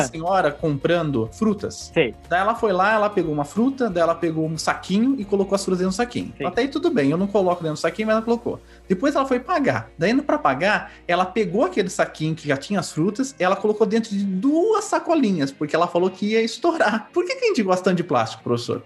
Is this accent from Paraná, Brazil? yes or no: no; Ourinhos, São Paulo, Brazil; now in Campinas, Brazil; eu sou de Ourinhos